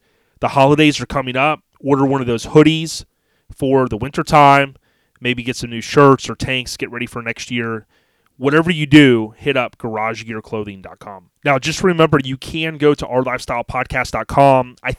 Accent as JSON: {"language": "English", "town": "Land O'Lakes", "region": "Florida", "country": "United States", "tie": "born or raised there", "said": "It's kind of cool growing up in Land O'Lakes, moved there with my parents before I was a year old in good old 1979"}